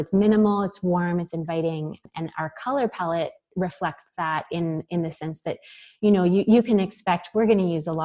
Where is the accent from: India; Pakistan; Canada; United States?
Canada; Victoria, British Columbia; now in Vancouver, Canada; I grew up in Victoria in British Columbia